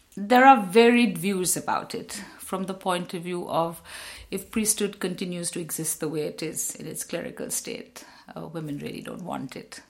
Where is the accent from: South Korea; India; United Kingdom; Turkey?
India; I'm also Indian.